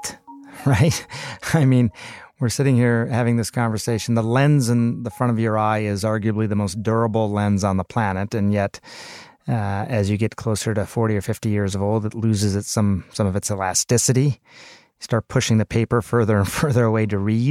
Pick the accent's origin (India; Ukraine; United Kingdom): India; I'm Indian. You know, I come from a culture where multi-generational households were the norm